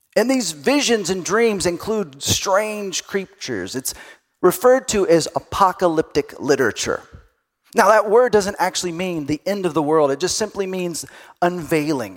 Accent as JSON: {"language": "English", "region": "Texas", "country": "United States", "tie": "born or raised there", "said": "I grew up in Texas, and so I went to Sunday school"}